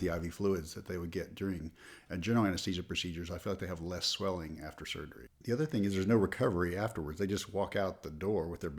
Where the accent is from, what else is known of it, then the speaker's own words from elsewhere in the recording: Texarkana, Texas, United States; I'm originally from Texarkana, Texas.